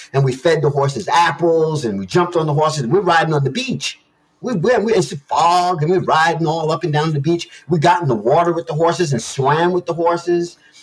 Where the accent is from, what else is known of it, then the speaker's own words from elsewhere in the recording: New York City, New York, United States; moved away; I'm from New York. You know, I'm a teenager out of New York City